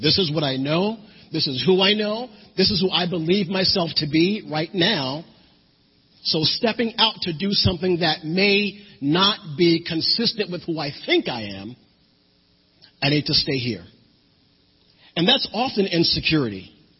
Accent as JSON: {"language": "English", "region": "New Jersey", "country": "United States", "moved": "yes", "said": "And that was when I moved down here from New Jersey. So here I am, a city boy, used to snow and blizzards"}